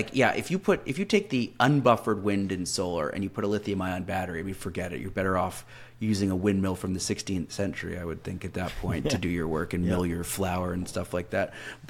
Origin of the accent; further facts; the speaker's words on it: Canada; I'm Canadian, so I'm a bit of an outsider